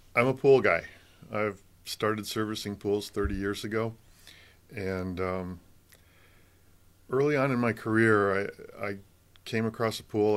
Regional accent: Michigan, United States; moved away as an adult; also born or lived in Colorado; now in California, United States; I grew up in Michigan

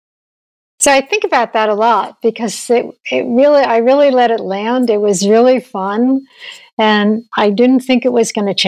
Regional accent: New York, United States; I grew up in New York

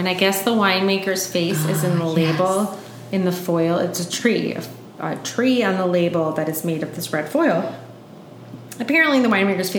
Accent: United States; I'm American.

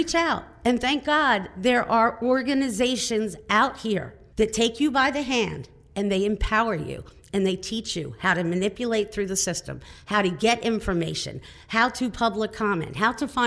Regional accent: Delta, Pennsylvania, United States; I am from Delta, Pennsylvania, which is southern New York County

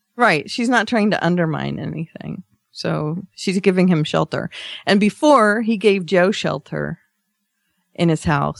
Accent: Australia; I did my Australian thanks for Canada.

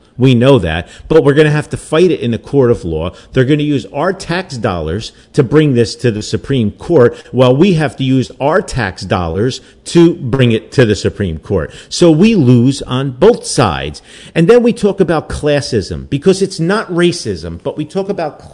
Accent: Newark, New Jersey, United States; I grew up in Newark, so the makeup would be very similar from the 60s and 70s when I was there.

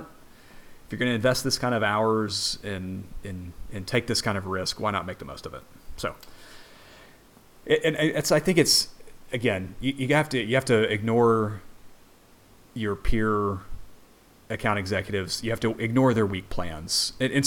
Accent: Texas, United States; now in Windsor, United Kingdom; I'm an expat. I am from Texas. I live in Windsor

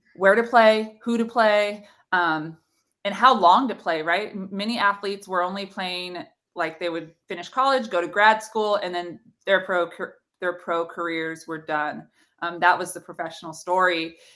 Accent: NorCal, California, United States; I played for the Selena Storm and it was just, like, my hometown club organization

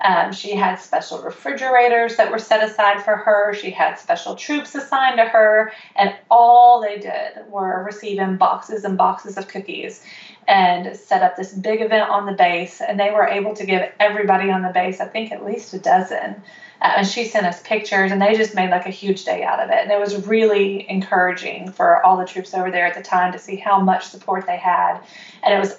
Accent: Murfreesboro, Tennessee, United States; I am from Murfreesboro, Tennessee, and right now I am sitting in my kitchen

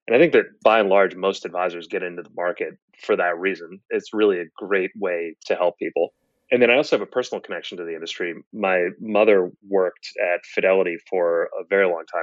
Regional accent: Boston, Massachusetts, United States; moved away as an adult; also born or lived in Stanford, California; I grew up in Boston, went to Stanford undergrad

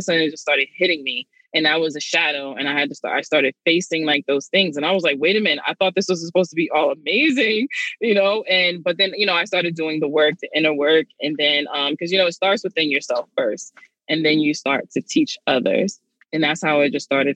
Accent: New York City, New York, United States; I'm from Brooklyn, you know, I had a kid at 16

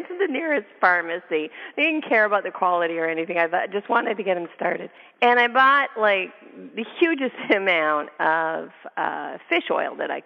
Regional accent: Canada; now in United States; I'm Canadian

